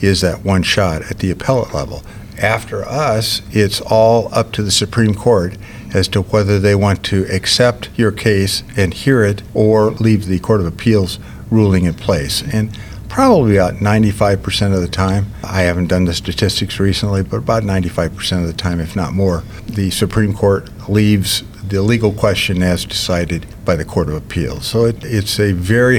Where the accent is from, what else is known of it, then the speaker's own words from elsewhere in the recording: Fort Wayne, Indiana, United States; I grew up here in Fort Wayne.